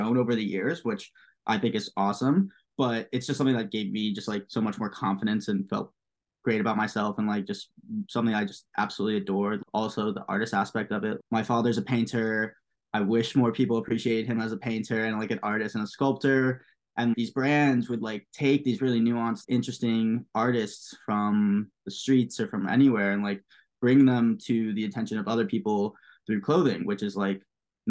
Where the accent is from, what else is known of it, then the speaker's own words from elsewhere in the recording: New York, United States; also born or lived in Pittsburgh; Growing up in New York